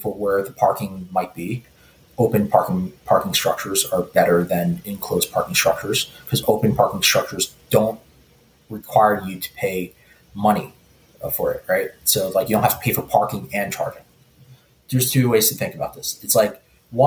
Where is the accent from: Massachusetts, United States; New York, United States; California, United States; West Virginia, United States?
New York, United States; New York City; where I grew up in Starrett City